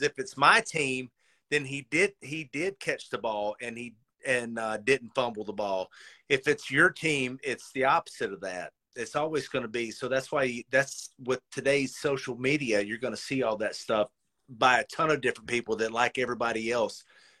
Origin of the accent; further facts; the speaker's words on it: Philadelphia, Pennsylvania, United States; I'm from Philly